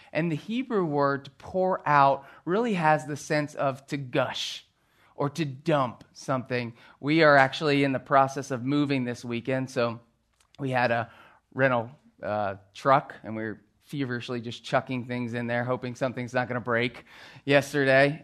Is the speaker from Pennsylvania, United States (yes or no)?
yes; Philadelphia, Pennsylvania, United States; growing up on the East Coast and in the Philadelphia area